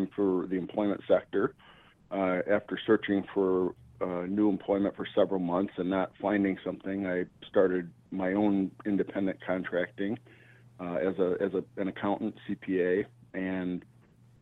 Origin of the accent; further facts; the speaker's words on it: Wisconsin, United States; now in Chicago, United States; I grew up in Wisconsin on a dairy